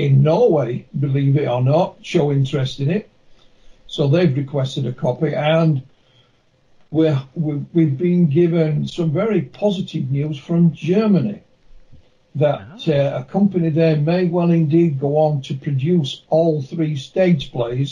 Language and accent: English; Yorkshire and the Humber, United Kingdom; I'm from West Yorkshire